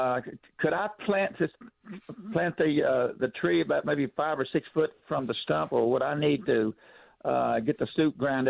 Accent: West Virginia, United States; now in San Antonio, United States; I'm from West Virginia originally

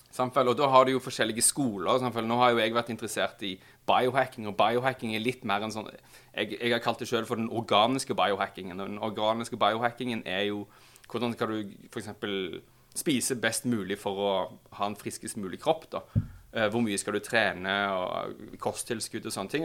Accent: Stavanger, Rogaland, Norway; now in Oslo, Norway; Jeg er fra Stavanger

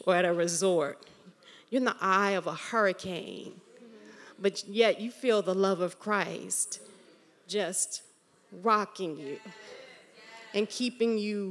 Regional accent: New York, United States; I grew up in New York

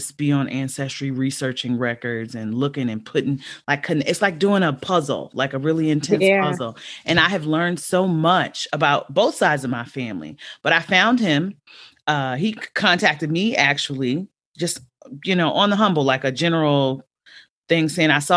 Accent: Los Angeles, California, United States; also born or lived in Baltimore, Maryland; I grew up

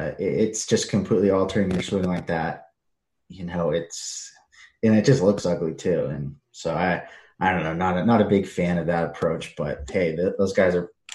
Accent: California, United States; The Orange County, yeah.

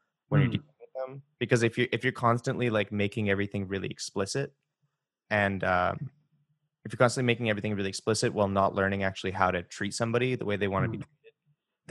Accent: West Coast, Canada; moved away as an adult; now in Toronto, Canada; when I moved to Toronto, I was really aware of the fact that I was from the West Coast and that I had like accent that was different than how they had.

